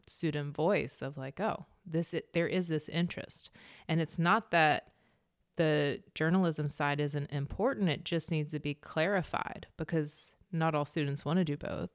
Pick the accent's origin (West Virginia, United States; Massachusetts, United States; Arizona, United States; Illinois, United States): West Virginia, United States; Meadow Bridge; moved away as an adult; also born or lived in California; that kinda upbringing in small town West Virginia